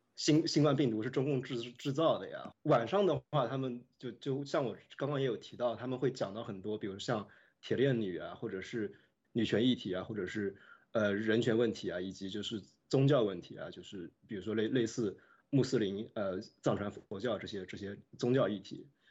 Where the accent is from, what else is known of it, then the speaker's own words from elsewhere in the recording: Nanjing, Jiangsu, China; moved away as an adult; now in United States; 当时我是在南京念高中